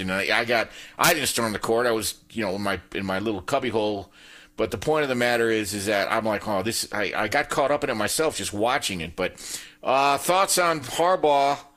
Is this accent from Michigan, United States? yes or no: yes; Upper Peninsula of Michigan, United States; I'm from the Upper Peninsula of Michigan.